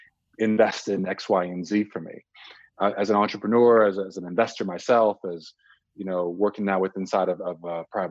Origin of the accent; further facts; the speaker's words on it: Czechia; also born or lived in Nigeria; now in United States; I was born in Nigeria, raised in Czech Republic, moved to the States, you know, in the late 80s, early 90s